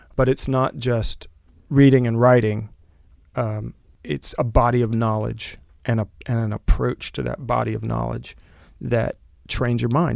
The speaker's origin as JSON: {"language": "English", "town": "Del Rio", "region": "Texas", "country": "United States", "tie": "born or raised there", "moved": "yes", "said": "I grew up in Del Rio, Texas, went to public schools"}